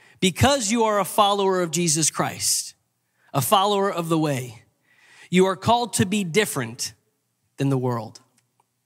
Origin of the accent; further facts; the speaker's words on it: Long Island, New York, United States; I grew up in Long Island.